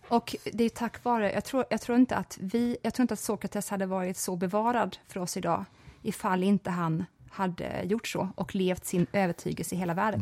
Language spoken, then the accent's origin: Swedish; Växjö, Kronoberg County, Sweden; Jag växte upp i Växjö